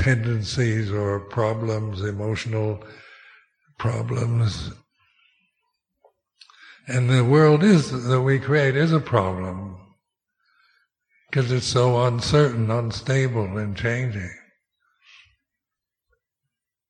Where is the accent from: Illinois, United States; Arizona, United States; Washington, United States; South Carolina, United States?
Washington, United States; Seattle; moved away; I was born in Seattle, Washington, United States. Is that my real home? I haven't lived there for 60 years